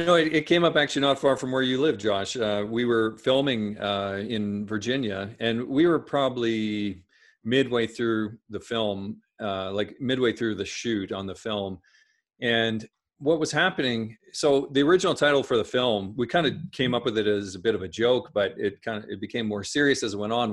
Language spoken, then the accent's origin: English; Saskatchewan, Canada; I grew up in Saskatchewan Saskatchewan in Canada